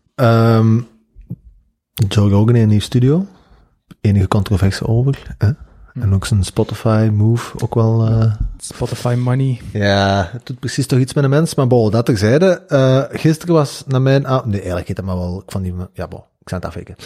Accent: Flanders, Belgium; dat is een één woord dat wij als Vla-, in Vlaanderen gebruiken

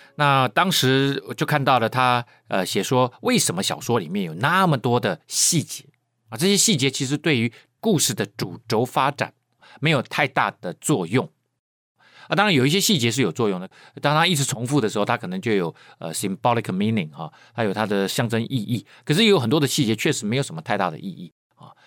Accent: Keelung, Taiwan; 我是在海边长大的人啊，我是基隆人啊，我很喜欢去海边游泳

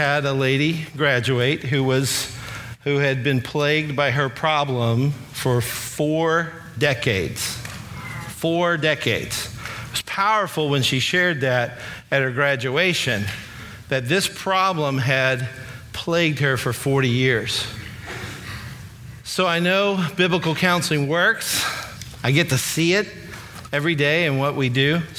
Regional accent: Alabama, United States; also born or lived in Kentucky; I was born in Kentucky, moved to Alabama when I was about 10 years old. So I really hail from Alabama

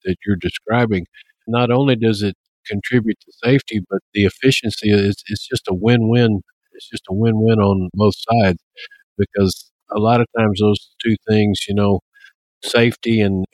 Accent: Texas, United States; accent: Texas; my Texas accent

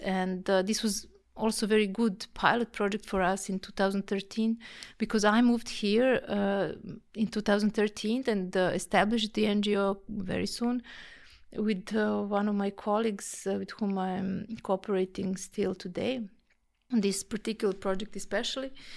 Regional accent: Belgrade, Serbia; moved away as an adult; now in Vienna, Austria; I'm from Serbia, from Belgrade

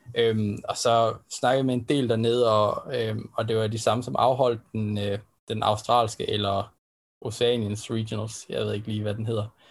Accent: Denmark; vi som danskere

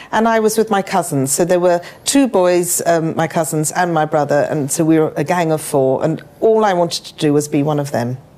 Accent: Chigwell, East of England, United Kingdom; also born or lived in London; I was born in Enfield or Edmonton in London, and I was raised in Chigwell.

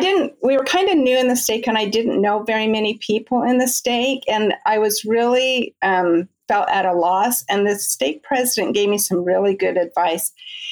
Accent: California, United States; Well, I grew up in Southern California. I grew up in the church.

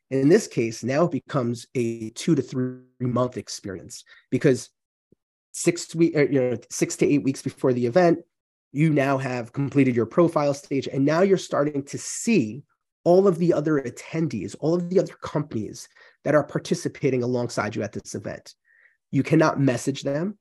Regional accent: New York, United States; moved away as an adult; now in Central Massachusetts, United States; spent most of my life in New York

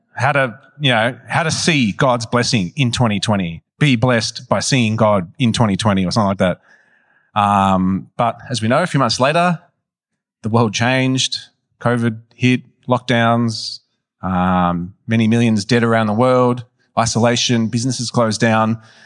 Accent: Melbourne, Victoria, Australia; I was raised in West Meadows, near Broadmeadows

